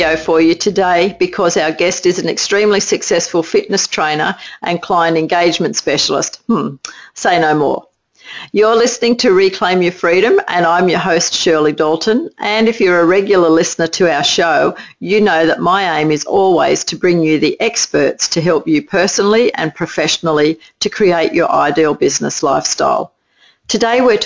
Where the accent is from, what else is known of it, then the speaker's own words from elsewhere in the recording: Australia; accent: Aussie; my Aussie accent